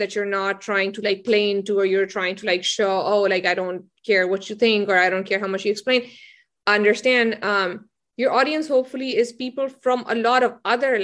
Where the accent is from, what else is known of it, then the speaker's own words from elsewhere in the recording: Potohar region, Punjab, Pakistan; now in United States; I'm from the Potohar region in Pakistan, which is where like Islam, not Islamabad as much, but Rawalpindi and like the places south of it